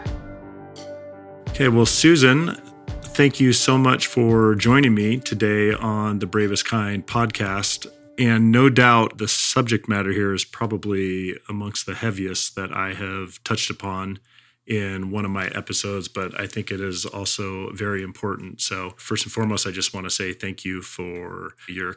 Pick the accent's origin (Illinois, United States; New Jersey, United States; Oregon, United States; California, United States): Oregon, United States; Medford; moved away; that is my hometown where I grew up